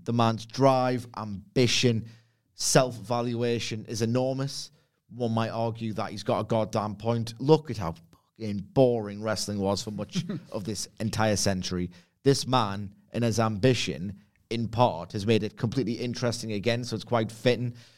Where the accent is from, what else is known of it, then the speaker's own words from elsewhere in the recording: Gateshead, North East England, United Kingdom; now in Hebburn, United Kingdom; I'm not from Texas. I'm from Lowfell Gateshead, and I currently reside in Hepburn.